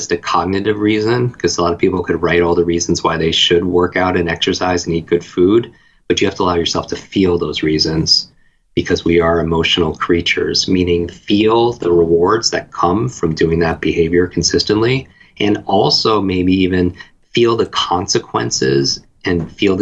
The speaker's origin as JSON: {"language": "English", "region": "Northeast", "country": "United States", "tie": "born or raised there", "said": "I grew up in the Northeast."}